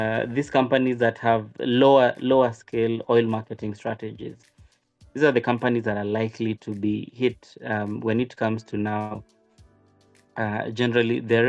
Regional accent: Kenya; As a Kenyan

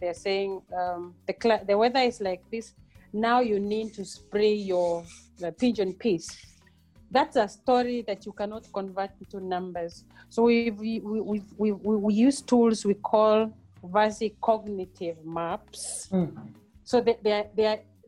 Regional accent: Mbeere, eastern Kenya, Embu County, Kenya; moved away as an adult; also born or lived in Europe; now in South Africa; I am a village girl born and bred in Kenya, in Mbere, in eastern part of Kenya

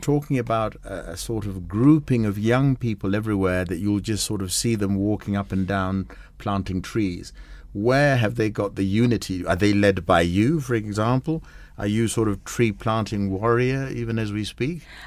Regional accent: Kenya; When I drive around as a Kenyan

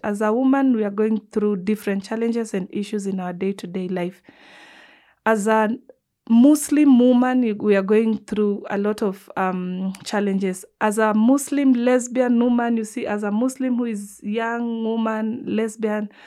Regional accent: Nairobi, Kenya; I'm coming from the Nubian community

